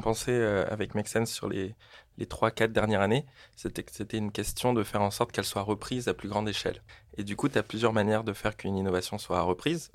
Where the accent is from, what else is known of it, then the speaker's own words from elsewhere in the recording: French Polynesia; moved away as an adult; also born or lived in Marseille; je viens de Tahiti, en Polynésie française. C'est une toute petite île en plein milieu du Pacifique.